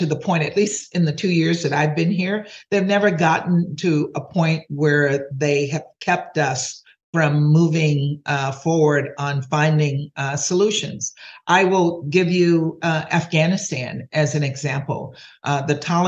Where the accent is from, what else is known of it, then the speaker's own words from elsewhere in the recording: Louisiana, United States; I'm from Louisiana, and most people from Louisiana we're very proud of our cuisine